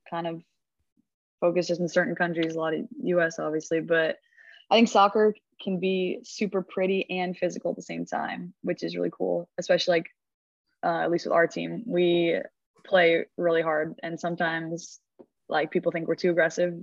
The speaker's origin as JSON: {"language": "English", "town": "Seattle", "region": "Washington", "country": "United States", "tie": "born or raised there", "moved": "as an adult", "lives_now": "Arkansas, United States", "said": "I'm from Seattle, Washington, just like 15 minutes north of downtown Seattle. And I've lived there my whole life until college, obviously."}